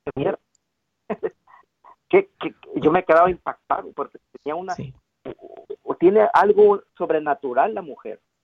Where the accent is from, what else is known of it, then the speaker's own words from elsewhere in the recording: Mexico; yo soy mexicano.